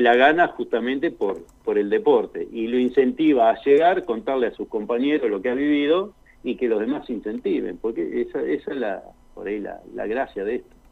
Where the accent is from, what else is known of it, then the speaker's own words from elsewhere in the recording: San Nicolás de los Arroyos, Buenos Aires Province, Argentina; also born or lived in China Muerta, Neuquén; now in Plottier, Argentina; yo soy de San Nicolás, provincia de Buenos Aires.